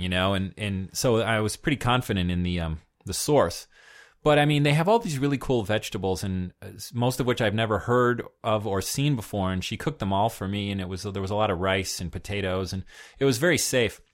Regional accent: United States; being an American

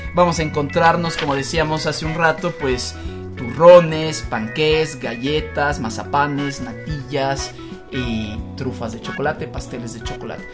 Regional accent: Mexico; como los mexicanos somos la familia muy ganito

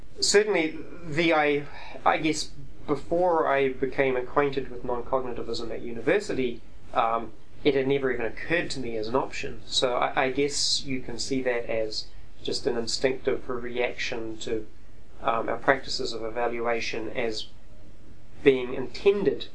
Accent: New Zealand; I'm a New Zealander

